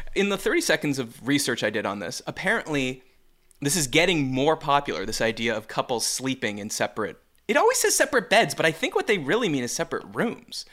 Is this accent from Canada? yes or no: yes; Canada; now in Midwest, United States; as a Canadian